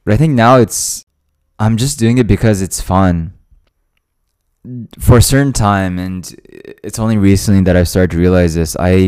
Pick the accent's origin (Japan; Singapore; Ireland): Japan; born there; also born or lived in Hawaii, United States; I moved there from Hawaii, and I was in a completely new environment, new people, new living situation, new work environment. Everything was new, right? And even though, you know, I was born in Japan